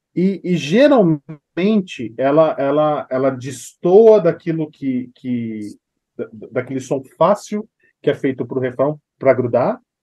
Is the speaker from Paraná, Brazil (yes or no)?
no; São Paulo, Brazil; Eu sou de São Paulo